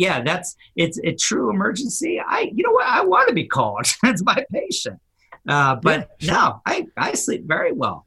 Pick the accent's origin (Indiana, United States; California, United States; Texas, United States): California, United States; Silicon Valley; I grew up in the Silicon Valley in California